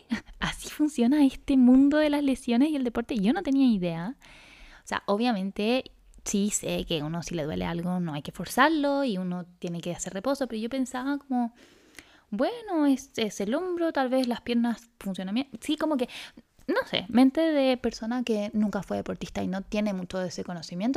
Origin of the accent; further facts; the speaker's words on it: Chile; also born or lived in Santiago, Chile; acá en Chile, en Santiago